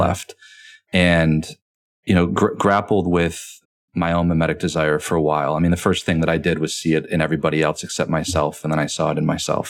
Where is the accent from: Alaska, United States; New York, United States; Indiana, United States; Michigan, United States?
Michigan, United States; moved away; also born or lived in Rome, Italy; I'm from Michigan, huge Lions fan